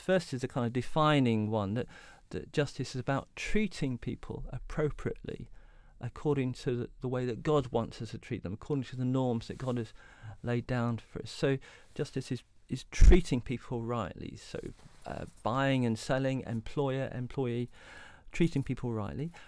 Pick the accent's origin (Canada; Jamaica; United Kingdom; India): United Kingdom; Derby, East Midlands; also born or lived in Southampton; I was a teenager growing up in Derby in the East Midlands